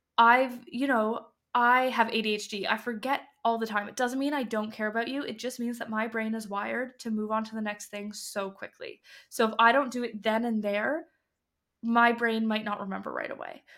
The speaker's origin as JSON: {"language": "English", "country": "Canada", "moved": "as an adult", "lives_now": "Copenhagen, Denmark", "said": "I am Canadian, but I'm living in Copenhagen"}